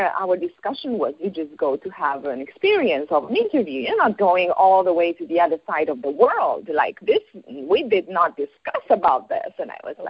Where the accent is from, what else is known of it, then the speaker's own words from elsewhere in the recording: Bucharest, Romania; moved away as an adult; I was born and raised in Romania, Bucharest